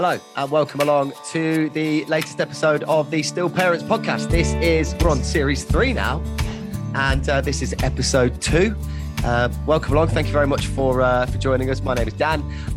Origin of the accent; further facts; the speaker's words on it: Loughborough, East Midlands, United Kingdom; moved away as an adult; also born or lived in Birmingham; I hated growing up in my hometown, which is Loughborough. I moved to Birmingham when I was 18